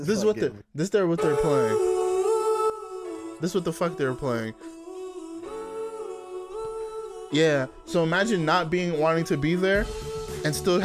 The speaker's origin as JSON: {"language": "English", "country": "United States", "said": "we're both American"}